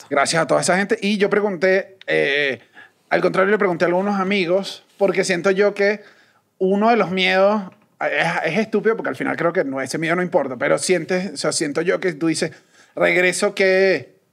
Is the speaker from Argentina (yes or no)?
no; Colombia; yo soy colombiano.